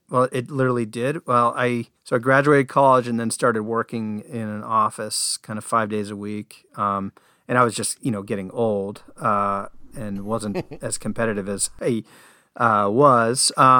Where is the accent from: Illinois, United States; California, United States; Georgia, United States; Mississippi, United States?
California, United States; Yeah, I loved baseball growing up. I grew up just outside Oakland. I would go watch the A's.